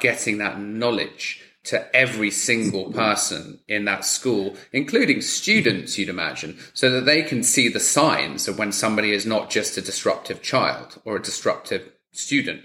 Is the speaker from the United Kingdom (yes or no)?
yes; United Kingdom; me being British